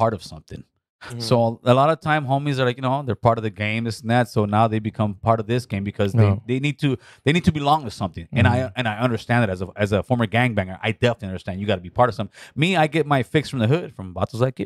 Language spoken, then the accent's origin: English; Los Angeles, California, United States; I'm still from my city, homie. I'm still from North Hollywood.